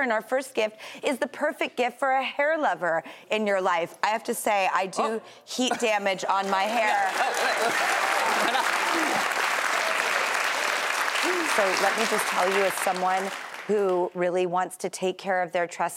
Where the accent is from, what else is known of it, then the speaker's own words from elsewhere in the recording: Los Angeles, California, United States; moved away; my hometown of Los Angeles